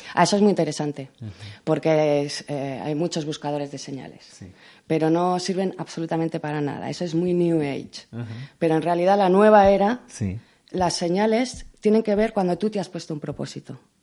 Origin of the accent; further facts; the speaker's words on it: Spain; soy la primera española